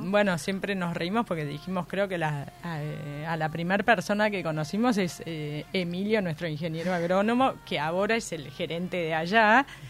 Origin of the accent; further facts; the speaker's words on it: Buenos Aires, Argentina; moved away as an adult; also born or lived in Mendoza, Argentina; soy porteña